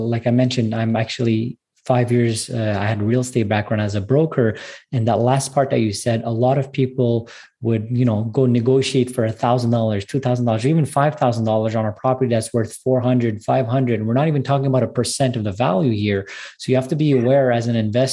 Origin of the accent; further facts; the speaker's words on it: Montreal, Quebec, Canada; I'm actually from Montreal. I'm a Canadian brother of yours.